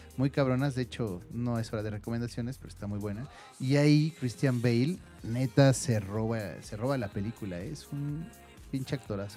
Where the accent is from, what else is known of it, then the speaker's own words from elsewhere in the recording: Mexico; nosotros como mexicanos creo que somos muy apegados a la familia